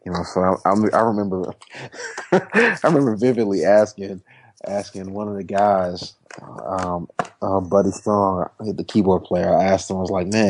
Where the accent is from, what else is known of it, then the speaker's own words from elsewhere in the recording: Washington, District of Columbia, United States; I'm from Washington, D.C. originally. Spent most of my time just kind of growing up in church and playing in church.